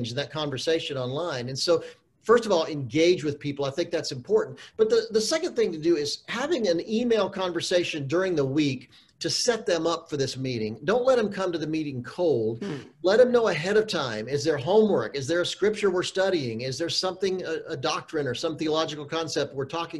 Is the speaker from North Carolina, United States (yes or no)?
yes; Charlotte, North Carolina, United States; now in Los Angeles, United States; I grew up in Charlotte, North Carolina